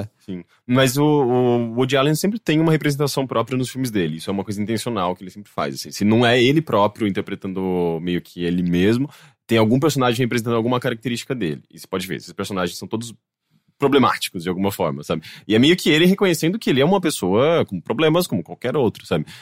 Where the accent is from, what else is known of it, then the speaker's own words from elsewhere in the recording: Brazil; accent: Brazilian; é o nosso sotaque brasileiro falando inglês